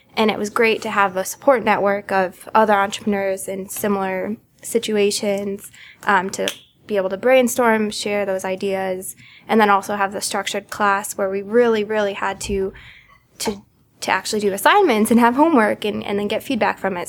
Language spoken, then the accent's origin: English; Connecticut, United States; also born or lived in Boston; I am from Connecticut. I moved home after college.